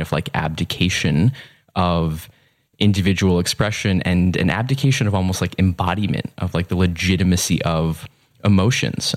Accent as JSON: {"language": "English", "region": "suburban Massachusetts", "country": "United States", "tie": "born or raised there", "also_born_or_lived": "New York City, United States", "said": "I grew up um, partially in New York City. Mm-hmm. That was the first decade of my life, and mm-hmm. then in suburban Massachusetts."}